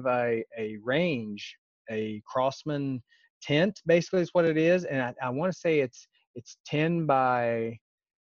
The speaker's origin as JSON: {"language": "English", "region": "West Virginia", "country": "United States", "tie": "born or raised there", "said": "I grew up in West Virginia"}